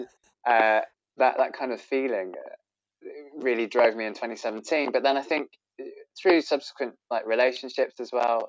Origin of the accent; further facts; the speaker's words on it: Bristol, South West England, United Kingdom; I'm a crossdresser from Bristol